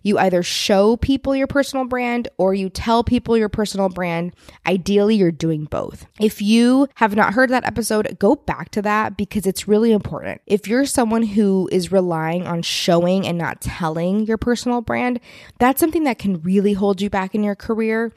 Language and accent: English; Texas, United States; being a Texan